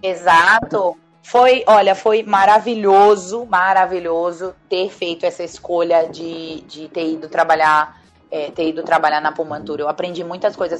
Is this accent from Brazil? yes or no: yes; Brazil; o máximo que eu poderia chegar como brasileira nessa companhia